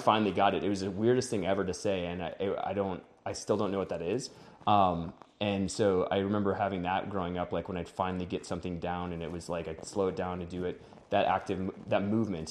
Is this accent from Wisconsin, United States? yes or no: yes; Wisconsin, United States; now in Denver, United States; I'm from Wisconsin, uh, came out to Denver